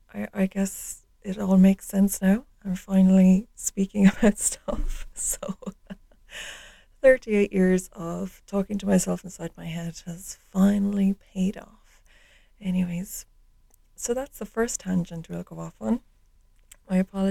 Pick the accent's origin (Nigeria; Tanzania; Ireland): Ireland; So I grew up in Ireland. I live in the west of Ireland